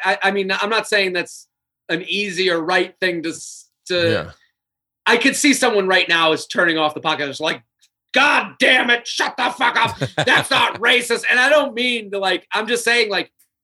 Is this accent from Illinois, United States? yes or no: no; New York, United States; we're a bunch of New Yorkers